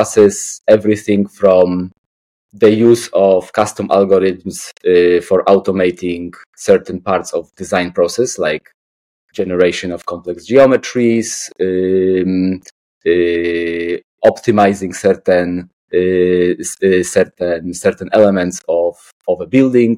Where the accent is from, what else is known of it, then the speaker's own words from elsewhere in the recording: Poland; moved away; I'm from Poland